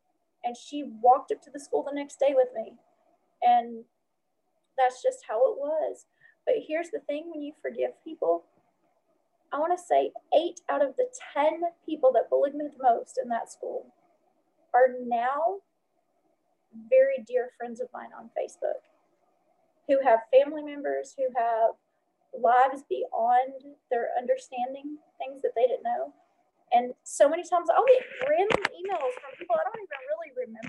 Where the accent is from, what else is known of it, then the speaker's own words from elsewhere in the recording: the South, United States; growing up in the South, being the only, you know, light-skinned person at an all-light-skinned school that had Black friends